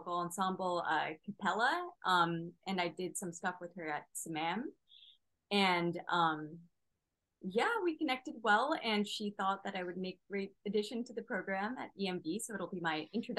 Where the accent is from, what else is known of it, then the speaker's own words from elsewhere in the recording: a suburb outside Seattle, Washington, United States; moved away as an adult; now in Montreal, Canada; I'm originally from the West Coast, a suburb right outside of Seattle, Washington.